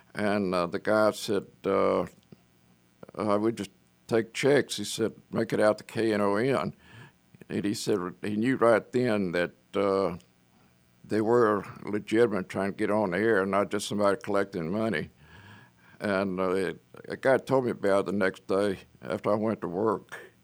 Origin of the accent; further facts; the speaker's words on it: Lake Charles, Louisiana, United States; now in Dallas, United States; I'm from Southwest Louisiana, a little place called Lake Charles, Louisiana